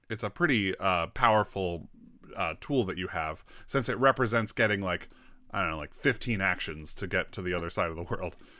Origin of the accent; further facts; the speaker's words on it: United States; I'm an American